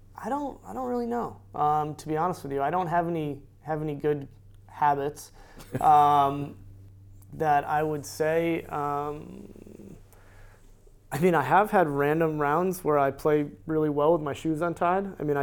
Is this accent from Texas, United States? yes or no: no; Connecticut, United States; I'm not from New Jersey. I'm a Connecticut guy.